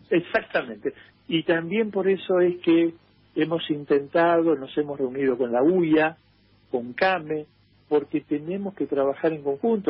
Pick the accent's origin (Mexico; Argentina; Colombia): Argentina; como argentinos